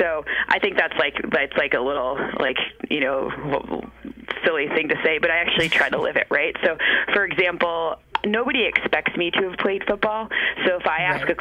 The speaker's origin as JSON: {"language": "English", "region": "Michigan", "country": "United States", "moved": "yes", "said": "I'm from Michigan"}